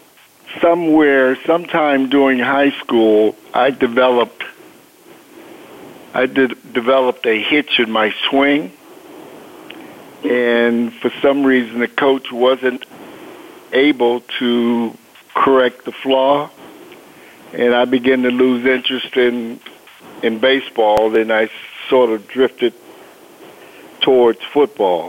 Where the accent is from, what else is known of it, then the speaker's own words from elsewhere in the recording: Pittsburgh, Pennsylvania, United States; moved away as an adult; also born or lived in Dodge City, Kansas; I grew up in Pittsburgh, Pennsylvania, specifically the Hill District.